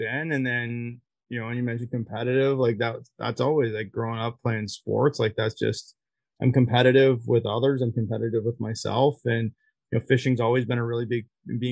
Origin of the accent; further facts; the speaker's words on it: Barrie, Ontario, Canada; I'm from Barrie, Ontario.